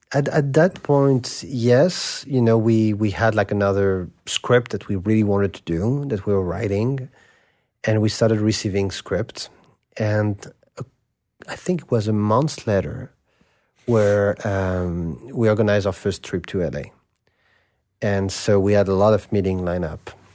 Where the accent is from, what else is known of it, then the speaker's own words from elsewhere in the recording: Paris, Île-de-France, France; I grew up in Saint-Germain-des-Prés.